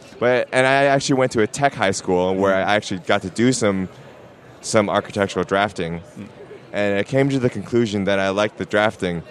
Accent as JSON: {"language": "English", "town": "Portland", "region": "Oregon", "country": "United States", "said": "I'm from Portland"}